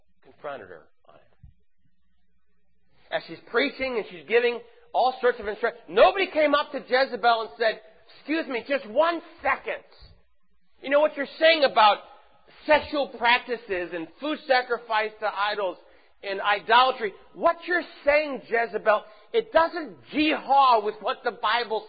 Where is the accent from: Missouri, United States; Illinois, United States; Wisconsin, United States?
Missouri, United States; St. Louis; moved away; I'm from St. Louis.